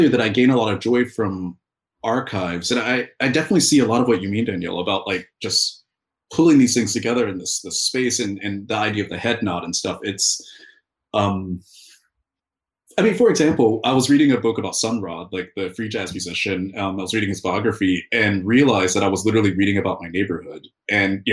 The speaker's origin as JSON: {"language": "English", "region": "Alabama", "country": "United States", "said": "I'm from Alabama, which is a few states down, and we're within a region called the Black Belt"}